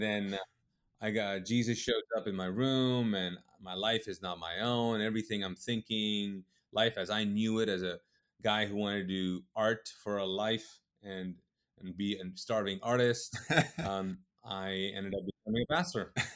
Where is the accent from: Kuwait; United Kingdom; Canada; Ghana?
Kuwait; also born or lived in Pakistan (ancestry); now in United States; I'm Pakistani. Um, uh, my parents are Pakistani. They moved to Kuwait. I was born and raised in the Middle East in Kuwait